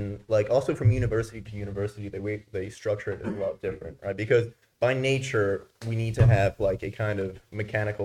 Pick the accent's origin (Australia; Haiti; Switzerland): Switzerland; also born or lived in New York, United States; now in London, United Kingdom; I was born in the States, but I actually grew up in Switzerland, and now I'm studying in London. So the accent is deceiving.